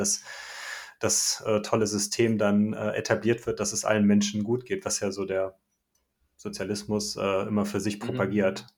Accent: Germany; bei uns in Deutschland

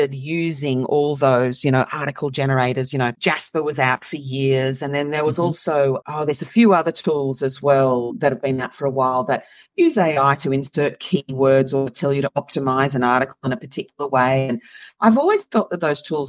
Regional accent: Moss Vale, New South Wales, Australia; I'm from Australia. So I'm from a tiny little town called Moss Vale

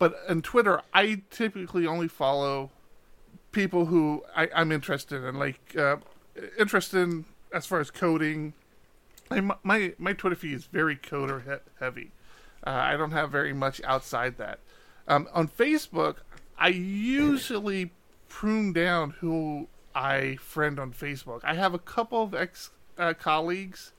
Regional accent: East Coast, United States; now in West Coast, United States; I grew up on the East Coast

